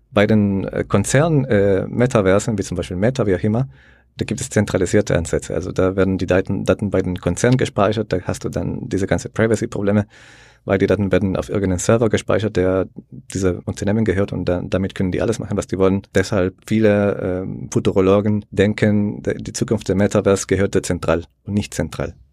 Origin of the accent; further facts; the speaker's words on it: El Salvador; ich komme aus El Salvador, der sehr liberal ist, sage ich mal, mit den ganzen äh, Blockchain-Entwicklungen. Also bei uns ist äh, Bitcoin die Nationalwährung mittlerweile.